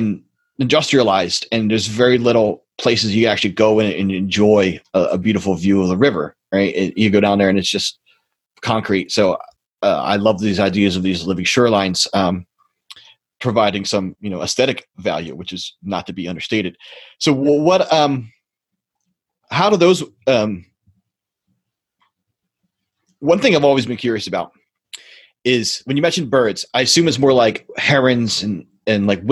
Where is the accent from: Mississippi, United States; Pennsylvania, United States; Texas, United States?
Pennsylvania, United States; Philadelphia; I actually grew up in Northeast Philadelphia